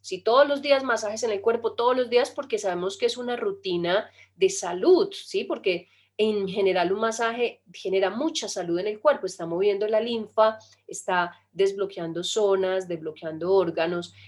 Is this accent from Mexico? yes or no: no; Colombia; Nosotros inclusive somos de Colombia